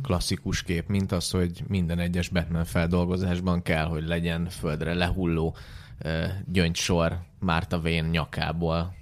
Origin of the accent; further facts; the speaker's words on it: Ukraine; now in Hungary; a 90-es években a szovjet, vagy akkor már Ukrajnában nőttem föl